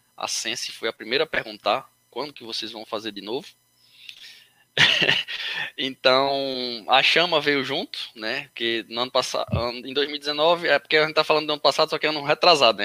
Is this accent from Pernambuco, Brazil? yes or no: yes; Recife, Pernambuco, Brazil; moved away as an adult; now in Itararé, Brazil; eu sou de Recife